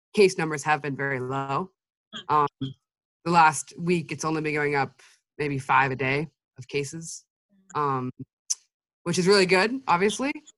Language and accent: English; Anchorage, Alaska, United States; also born or lived in Fairbanks, Alaska; I'm 20 years old from Alaska in the US.